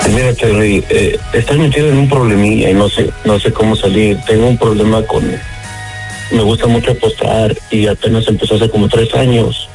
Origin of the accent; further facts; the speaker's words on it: Guanajuato, Mexico; moved away; yo soy de Guanajuato